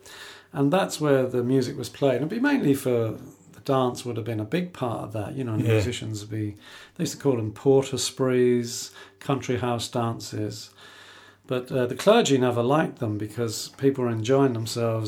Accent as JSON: {"language": "English", "region": "London", "country": "United Kingdom", "tie": "born or raised there", "said": "I grew up in London."}